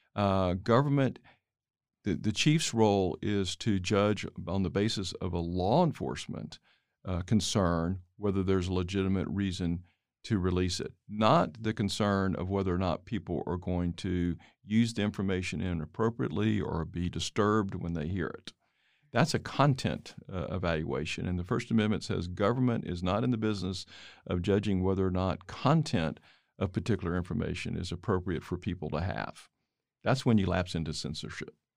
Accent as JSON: {"language": "English", "town": "Dallas", "region": "Texas", "country": "United States", "tie": "born or raised there", "said": "my hometown, uh, Dallas"}